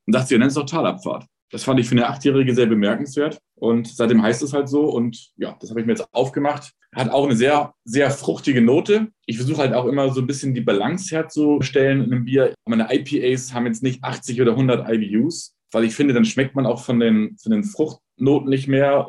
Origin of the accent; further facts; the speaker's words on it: Hamburg, Germany; moved away as an adult; also born or lived in Frankfurt / Los Angeles; now in Munich, Germany; ich bin geborener Hamburger, bin aber schon seit 1994 aus Hamburg weggezogen